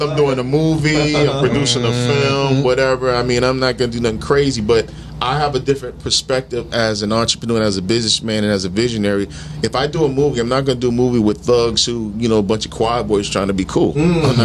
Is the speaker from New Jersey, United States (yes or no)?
yes; New Jersey, United States; also born or lived in Brooklyn, New York; I was born in Brooklyn, New York. You know, my parents live in Brevoort Projects in Brooklyn, but I grew up in Jersey.